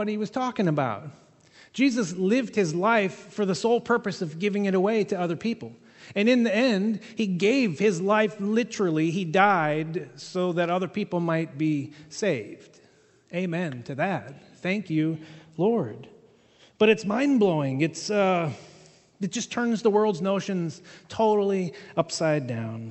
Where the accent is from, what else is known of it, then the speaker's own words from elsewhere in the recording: England, United Kingdom; I'm an English guy